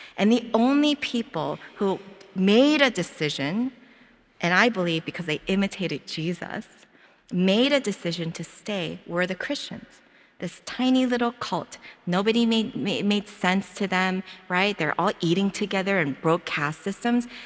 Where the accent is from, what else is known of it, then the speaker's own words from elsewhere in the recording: Philadelphia, Pennsylvania, United States; moved away as an adult; now in Hawaii, United States; as soon as I open up my mouth, they all know that I'm from Philadelphia